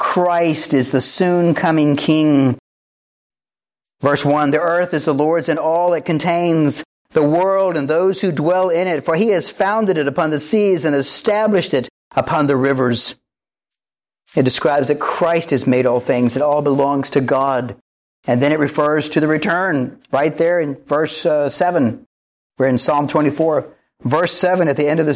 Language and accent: English; Wilmington, North Carolina, United States; I grew up right here in Wilmington, North Carolina